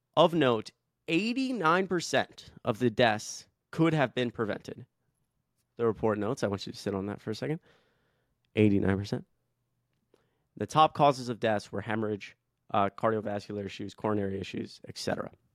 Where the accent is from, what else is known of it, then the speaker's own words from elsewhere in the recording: Atlanta, Georgia, United States; I grew up in Atlanta